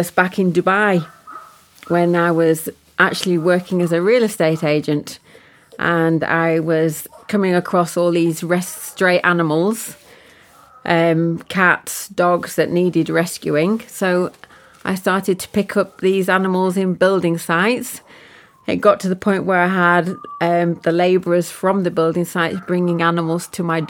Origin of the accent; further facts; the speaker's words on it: Preston, North West England, United Kingdom; moved away as an adult; now in Yorkshire Dales, United Kingdom; I'm from Lancashire, so born and bred in Preston.